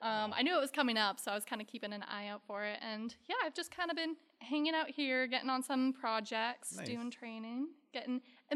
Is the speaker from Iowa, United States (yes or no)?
no; Michigan, United States; moved away as an adult; also born or lived in North Carolina; now in Atlanta, United States; Originally I'm from Michigan.